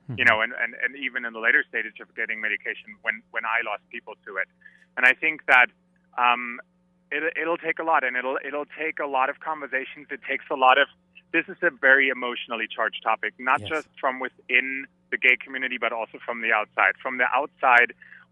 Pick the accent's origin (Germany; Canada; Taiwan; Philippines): Germany; moved away; I'm from Germany originally